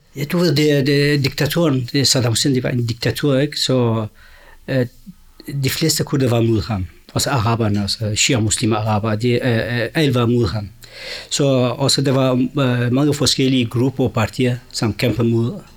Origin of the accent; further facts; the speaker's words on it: Sulaymaniyah, Kurdistan Region, Iraq; Danish is a second language; moved away as an adult; also born or lived in Baghdad; now in Denmark; Jeg er født og vokset i Irak, de kurdiske områder, eller de kurdiske dele af Irak, den hedder, eller Kurdistan, den irakiske del en by hedder Suleimania